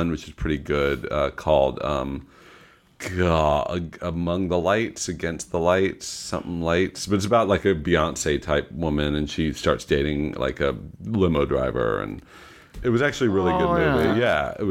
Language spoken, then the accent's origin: English; Long Island, New York, United States; we grew up knowing him in Long Island